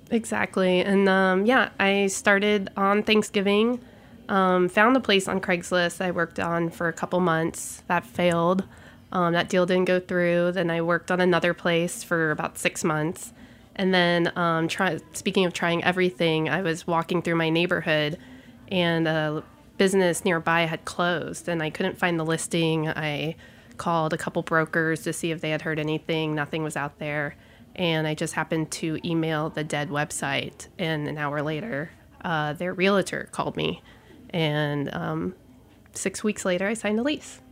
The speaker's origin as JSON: {"language": "English", "region": "Gulf Coast", "country": "United States", "also_born_or_lived": "Houston / San Francisco", "moved": "yes", "lives_now": "New York, United States", "said": "I'm a Gulf Coaster by heart"}